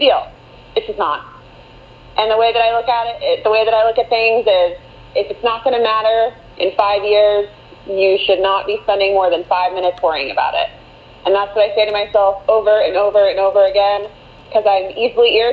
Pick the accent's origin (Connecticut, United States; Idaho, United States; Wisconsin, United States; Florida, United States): Florida, United States; Orlando; I'm originally from Orlando, grew up here